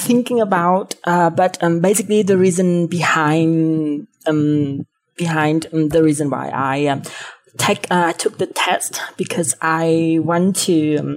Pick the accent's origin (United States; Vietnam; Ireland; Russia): Vietnam; Nghệ An; English is a second language; I'm from Vietnam, a very small town in Vietnam called Nghệ